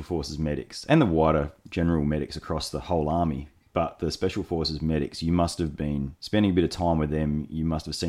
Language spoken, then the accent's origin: English; Australia; as an Australian